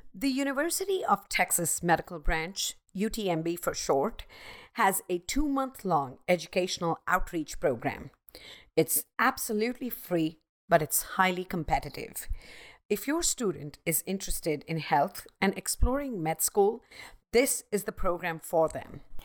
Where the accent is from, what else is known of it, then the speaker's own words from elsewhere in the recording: Mumbai, Maharashtra, India; I grew up in Mumbai, the hustling and bustling city